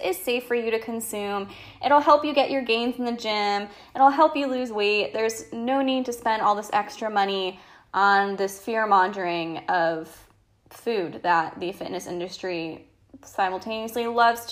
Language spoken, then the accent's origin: English; Connecticut, United States; moved away as an adult; now in North Carolina, United States; I am 26, living in North Carolina. I'm originally from Connecticut